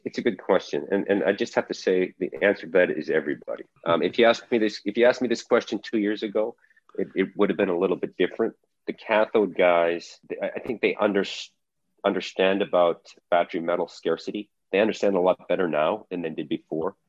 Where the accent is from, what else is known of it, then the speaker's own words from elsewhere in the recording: Calgary, Alberta, Canada; moved away; was born and raised in Calgary, Alberta, in Canada. Um, I did my high school and university there.